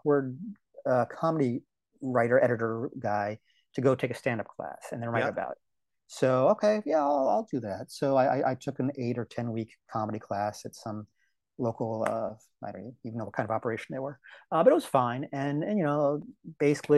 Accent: D.C., Maryland, United States; born or raised there; moved away as an adult; also born or lived in Portland, Oregon

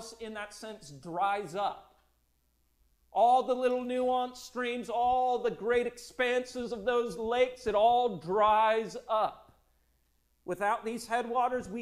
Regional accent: Minnesota, United States; Growing up in Minnesota, we would head up to the Boundary Waters

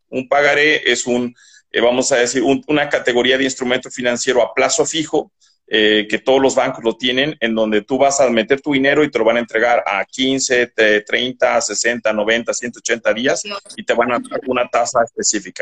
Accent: Bolivia; now in Mexico; de donde yo soy oriundo, porque yo soy boliviano

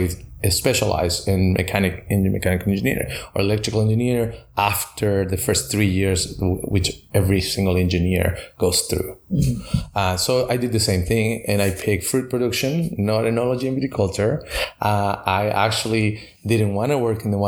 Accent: Chile; moved away as an adult; also born or lived in Napa, United States; now in Paso Robles, United States; I am originally from Chile. I studied agronomy in Chile

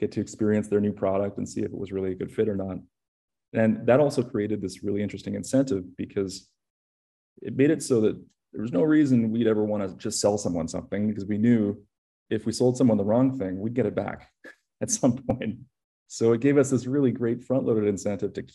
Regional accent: Canada; I grew up in Canada

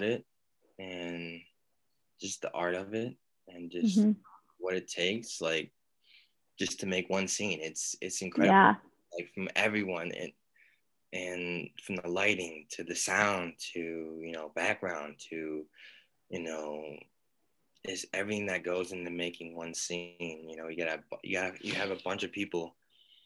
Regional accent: Michigan, United States; moved away as an adult; now in Georgia, United States; I'm from Michigan

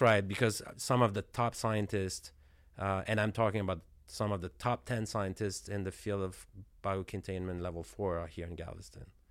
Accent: Canada; moved away as an adult; I'm from Canada, so I'm from a cold, cold climate.

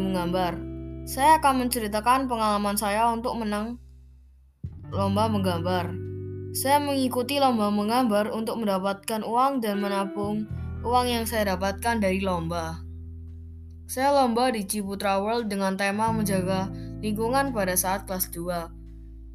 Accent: Malang, East Java, Indonesia; Saya lahir di Malang pada tahun 2011.

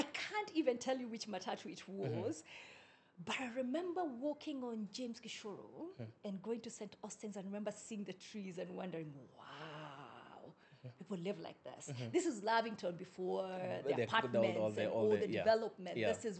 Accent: Solai, Nakuru County, Kenya; So I grew up in a place called Solai.

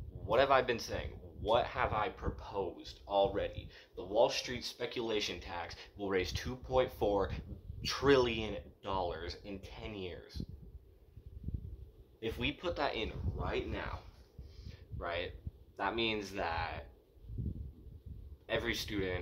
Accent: United States; As an American Jew

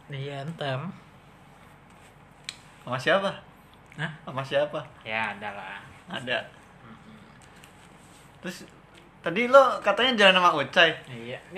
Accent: Yogyakarta, Special Region of Yogyakarta, Indonesia; Ya tetep lah kan gue orang Jogja.

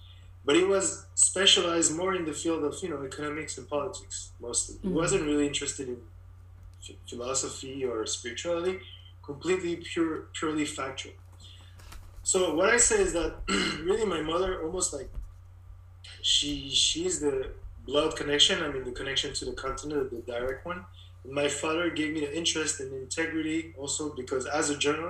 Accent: Paris, Île-de-France, France; also born or lived in Cameroon; now in Montreal, Canada; I grew up in Paris because we went back to France. I was four at the time

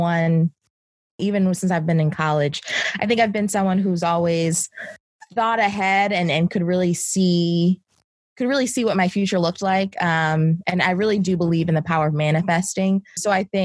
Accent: Baltimore, Maryland, United States; now in New York City, United States; I'm originally from Baltimore, Maryland, but I'm based in New York City.

